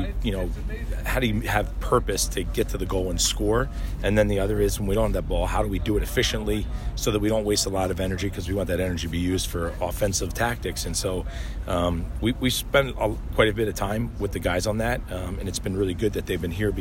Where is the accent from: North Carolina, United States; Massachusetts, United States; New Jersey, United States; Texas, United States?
New Jersey, United States; 20 minutes from Philadelphia; now in Kansas City, United States; I grew up, you know, 20 minutes from Philly